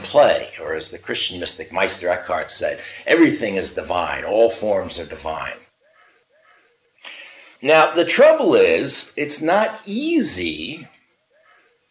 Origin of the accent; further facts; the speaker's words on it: United States; I'm an American. I'm not Chinese